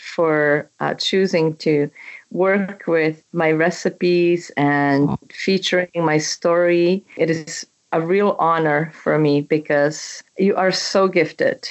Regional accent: Czechia; English is a second language; moved away as an adult; also born or lived in Canada; now in United States; my country, which I was born and raised in Czechoslovakia, what used to be Czechoslovakia. It is now Czech Republic.

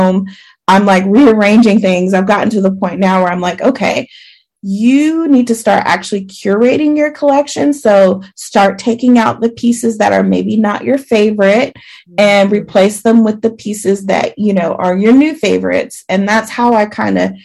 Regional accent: the South, United States; I'm from the South.

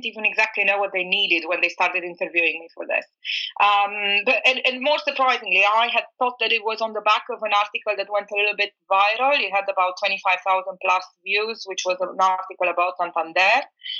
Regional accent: Bucharest, Romania; also born or lived in New York, United States; I was born in Bucharest. I was raised in between New York and Bucharest.

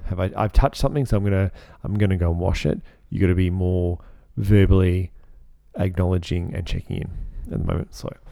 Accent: Australia; I personally, as an Australian

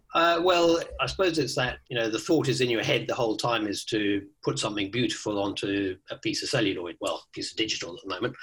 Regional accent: Kenya; moved away; also born or lived in South Africa / Botswana; I, I grew up in Kenya in Africa

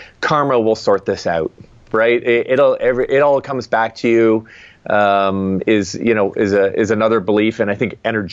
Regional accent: Canada; I'm Canadian, and when I was growing up, literally half our floor was made of dirt

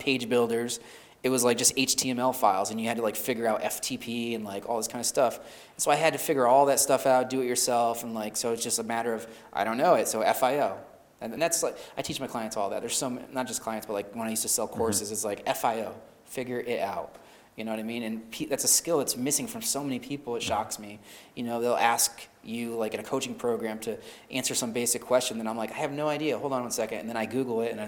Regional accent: Upstate New York, United States; moved away as an adult; also born or lived in Bremerton, Washington / Myrtle Beach / Atlanta / Florida; Upstate New York. I moved back to my hometown.

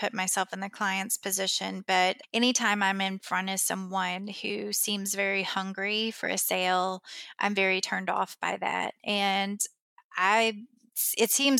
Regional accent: Kentucky, United States; I came back to my hometown and opened it

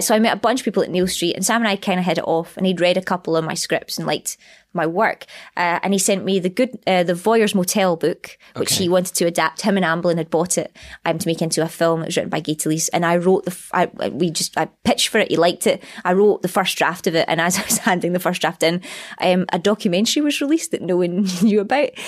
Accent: Scotland, United Kingdom; accent: Scottish; my accent

